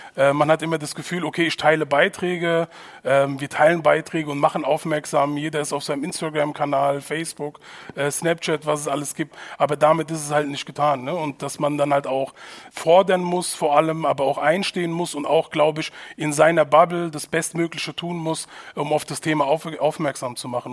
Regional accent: Hanau, Hesse, Germany; Ich bin äh, hier geboren in Hanau in, in Deutschland und ich bin hier aufgewachsen

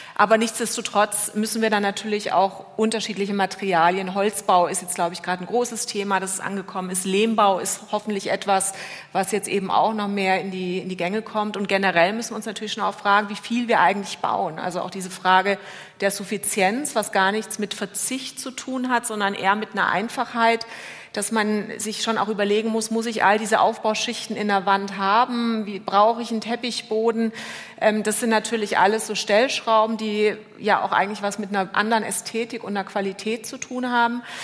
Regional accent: Germany; Bei uns in Deutschland

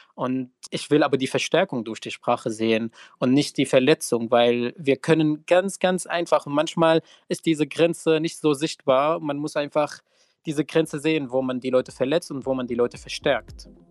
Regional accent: Syria; German is a second language; now in Germany; ich queer und geflüchtet bin und aus Syrien komme

